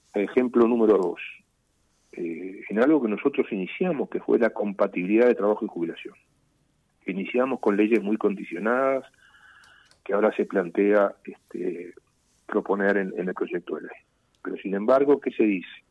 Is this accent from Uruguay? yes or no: yes; Uruguay